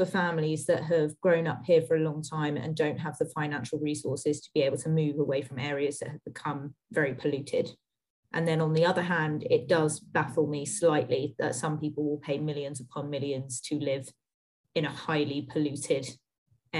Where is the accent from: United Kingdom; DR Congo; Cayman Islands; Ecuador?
United Kingdom; London suburbs, South East England; moved away; I would always classify myself as growing up in London, but I will admit that that is a potentially contentious point of view because I was zone 5